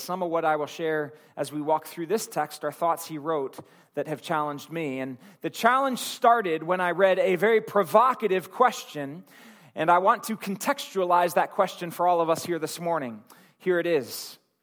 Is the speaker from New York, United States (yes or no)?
no; Akron, Ohio, United States; my hometown in Akron